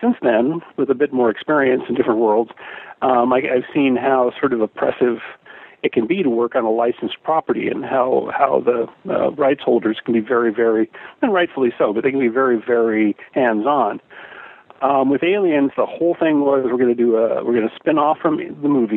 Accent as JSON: {"language": "English", "town": "Portland", "region": "Oregon", "country": "United States", "tie": "born or raised there", "also_born_or_lived": "Los Angeles", "moved": "as an adult", "said": "I grew up in Portland, Oregon, and so in Oregon in the 70s when I was growing up"}